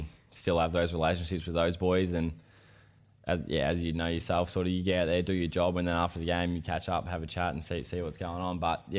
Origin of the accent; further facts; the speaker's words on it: Yarram, Victoria, Australia; also born or lived in Sale, Victoria; we grew up in Yarram, a little town in Gippsland.